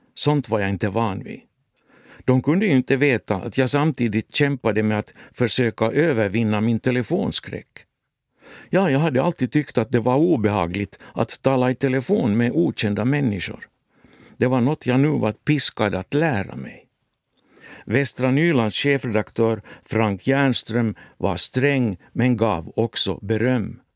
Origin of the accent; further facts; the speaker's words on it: Finland; moved away as an adult; also born or lived in Helsinki, Finland / West Germany; för mig som finländare